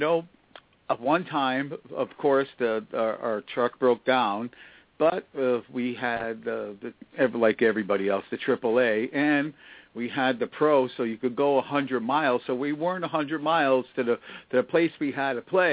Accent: New Haven, Connecticut, United States; Growing up in the New Haven, we were multicultural

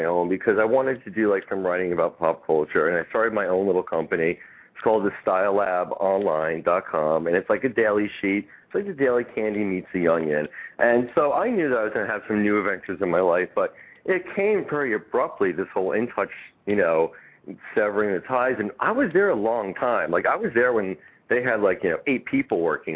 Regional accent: New York, United States; I grew up in New York

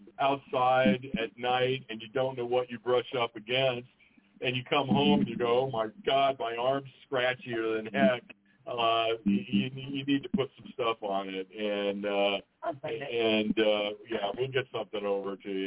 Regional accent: Southwest, United States; I was born and raised in the Southwest

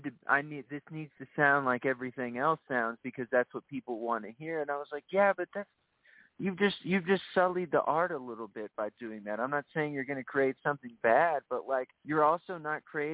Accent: San Antonio, Texas, United States; moved away as an adult; We're both from Texas

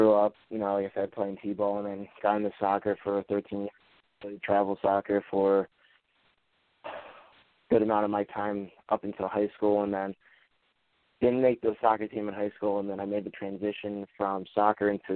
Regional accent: Levittown, Pennsylvania, United States; I'm from Levittown, Pennsylvania, which is about 20 to 25 minutes away from outside of Philadelphia. Life here has been good. My parents basically raised me

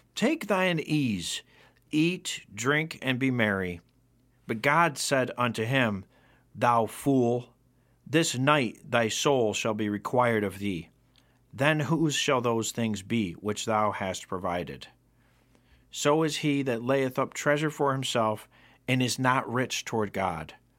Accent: Rome, New York, United States; my hometown of Rome, New York.

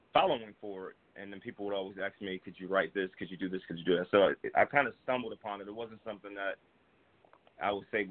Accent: New Jersey, United States; moved away as an adult; now in Atlanta, United States; I'm originally from New Jersey. I currently live in Atlanta. I've been here about 13 years now

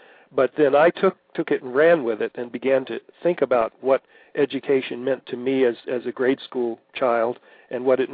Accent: Port Arthur, Texas, United States; I grew up in Port Arthur, Texas

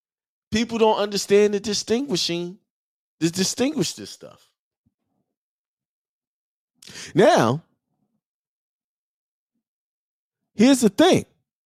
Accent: New York, United States; born there; but I was born in New York. I don't have a U.S. birth certificate. I have a New York birth certificate.

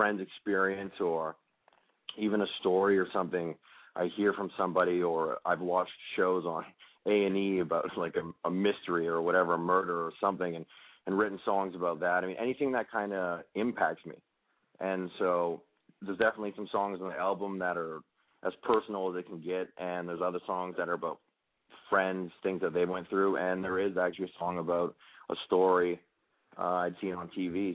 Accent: Canada; I grew up in Canada in a really small town of 8,000 people

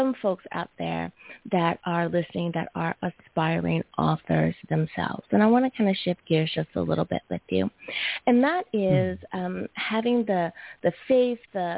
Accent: United States; my home country, USA

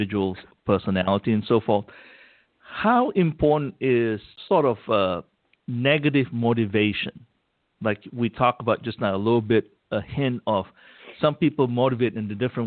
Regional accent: Malaysia; English is a second language; moved away; growing up in Malaysia

